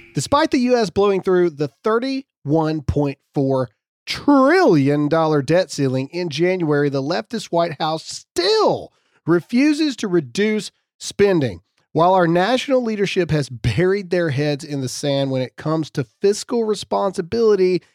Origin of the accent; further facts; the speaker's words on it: Mississippi, United States; I'm a redneck from Mississippi